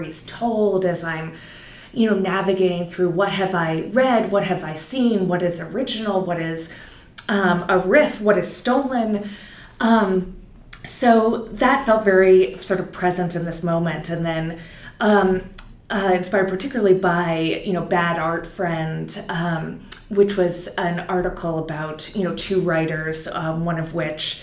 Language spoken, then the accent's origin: English; Silicon Valley, California, United States; moved away; also born or lived in New York; I'm from Silicon Valley originally. I've been in New York for many years.